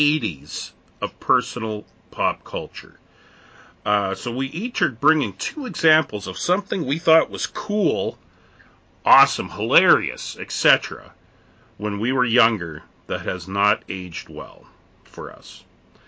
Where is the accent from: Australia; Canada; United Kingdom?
Canada; I'm from Canada